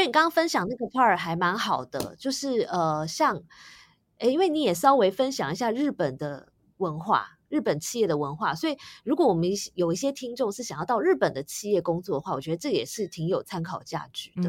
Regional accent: Taiwan; 我自己也是在台湾土生土长的

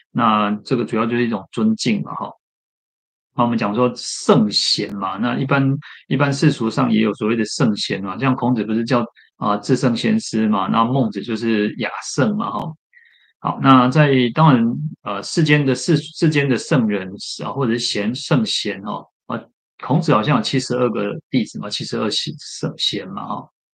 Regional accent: Shetou, Changhua County, Taiwan; 小时候常常去的一个寺院，还没有去慈云寺之前的一个，在彰化的一个社社头善德禅院

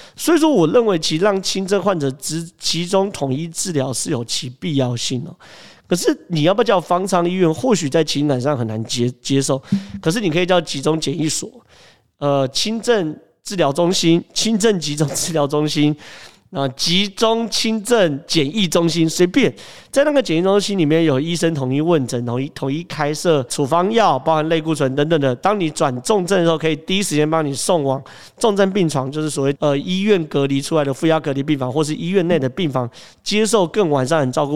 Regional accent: Taiwan; 我们台湾人没那么多

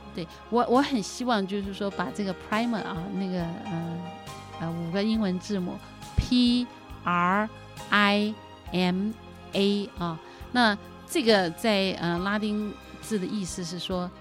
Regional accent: Taiwan; 我的父母啊， 因为他们是在一九四九年，随着中国大陆的那个， 呃， 呃， 随着部队撤退来台湾。 那刚来台湾的时候，生活很贫困，很贫穷

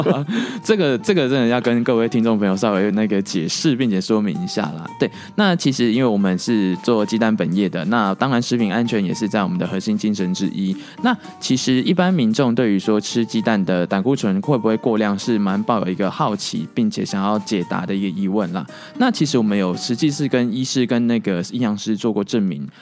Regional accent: Taipei, Taiwan; 台北土生土长的小孩

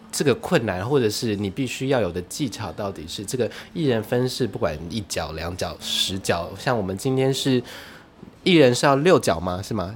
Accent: Taiwan; 我们台湾的霹雳布袋戏

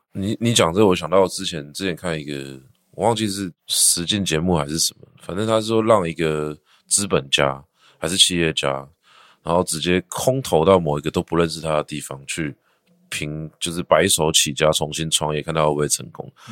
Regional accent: Taipei, Taiwan; also born or lived in Shenkeng, New Taipei; now in Sanzhi, Taiwan; 我小时候是住在社子，社子就是社子岛外围，它其实算是一个就是户口上面叫做台北市的小偏乡

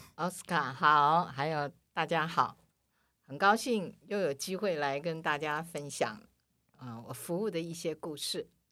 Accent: Taiwan; also born or lived in Manila, Philippines; 我是台湾的，台湾人

